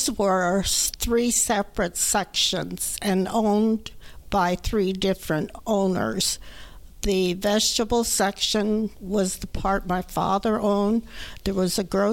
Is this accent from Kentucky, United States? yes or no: no; Los Angeles, California, United States; also born or lived in San Francisco, California; I was born on June 9th, 1927 in Los Angeles, California